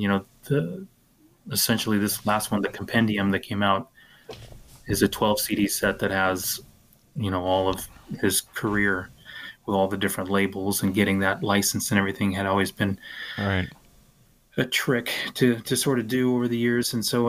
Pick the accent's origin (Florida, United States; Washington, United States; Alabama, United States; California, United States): Washington, United States; Tacoma; I was growing up in Tacoma, Washington, which is maybe 30 or 40 miles south of Seattle.